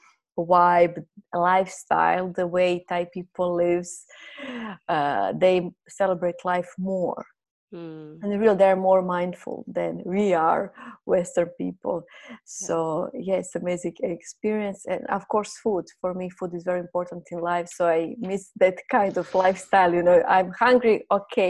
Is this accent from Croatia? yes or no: yes; Croatia; first language Croatian; English is a second language; moved away as an adult; now in Thailand; My native language is Croatian